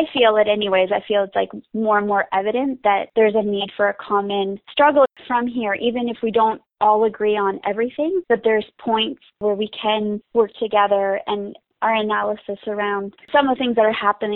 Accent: Canada; I'm from Canada

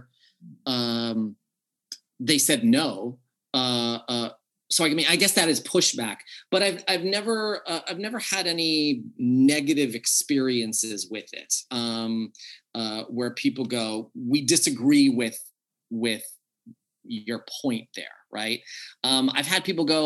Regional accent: United States; I grew up in America

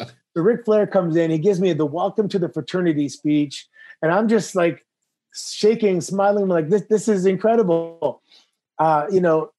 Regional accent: Toronto, Ontario, Canada; I grew up in Toronto in the 90s

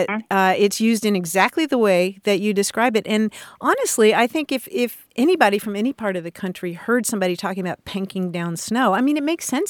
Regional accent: Kentucky, United States; I grew up in Kentucky

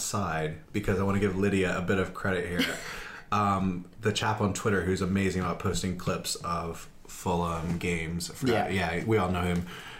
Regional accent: United States; also born or lived in Mississippi / Washington, D.C.; now in United Kingdom; I grew up supporting teams in Mississippi and in DC where I lived.

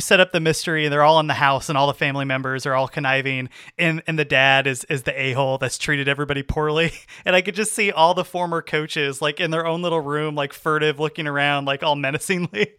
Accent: California, United States; I grew up in California

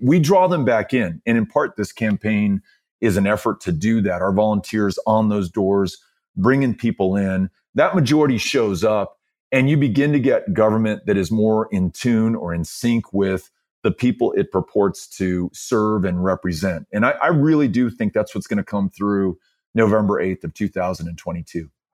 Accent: El Paso, Texas, United States; I was born and raised here, both my parents from El Paso as well

